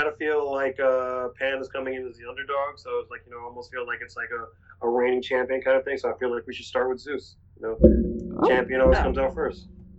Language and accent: English; North Carolina, United States; accent: North Carolina; My North Carolina accent comes out.